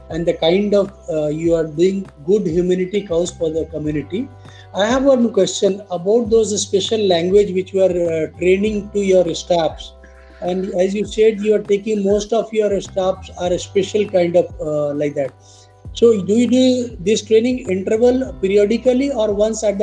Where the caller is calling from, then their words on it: Goa, India; I'm calling from Goa.